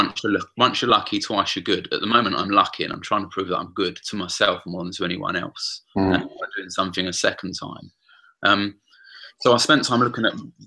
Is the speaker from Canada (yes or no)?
no; London, United Kingdom; I grew up in the East End of London, kicked out of a couple of schools